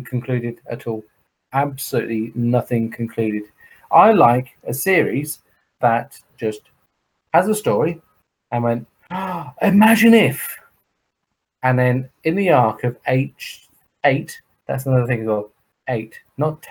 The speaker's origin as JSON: {"language": "English", "town": "Croydon", "region": "London", "country": "United Kingdom", "said": "I'm an Indian from Croydon"}